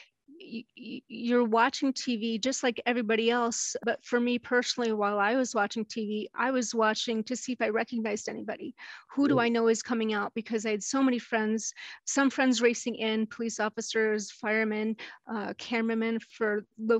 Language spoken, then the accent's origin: English; New York City, New York, United States; I grew up in New York City, Manhattan area